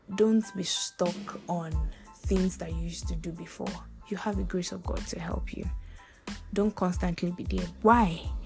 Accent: Nigeria; I'm from Nigeria.

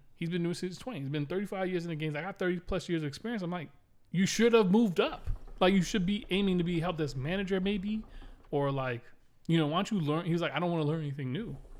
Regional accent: Miami, Florida, United States; the first house we grew up in in Miami

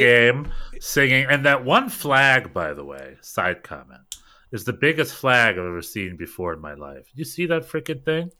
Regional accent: United States; as an American

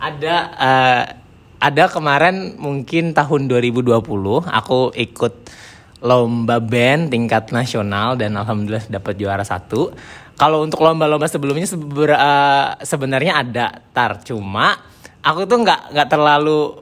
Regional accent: Indonesia; moved away as an adult; pas aku di Indonesia

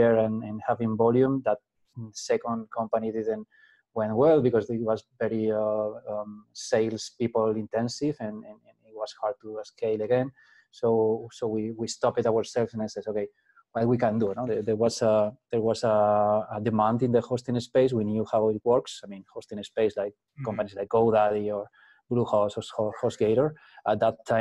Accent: Spain; I'm from Spain. I'm actually in Madrid in Spain

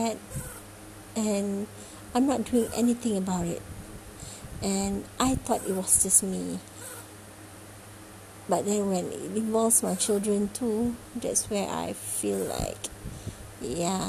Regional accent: Malaysia; I'm from Malaysia

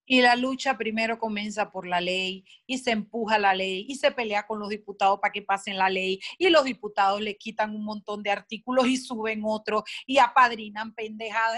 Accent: Panama; los panameños frente al estímulo correcto respondemos de manera correcta

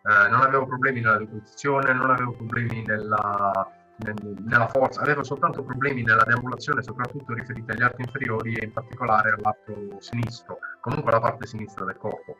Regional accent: Mola di Bari, Apulia, Italy; io sono di Mola, eh, qui a Monopoli, qui vicino

